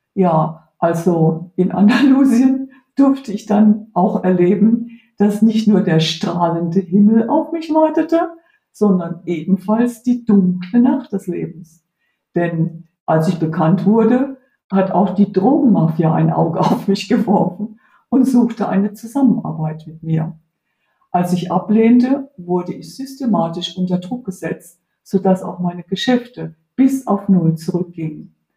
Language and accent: German; Heidelberg, Baden-Württemberg, Germany; moved away as an adult; also born or lived in Spain; eigenen Heimatstadt, wo ich aufgewachsen bin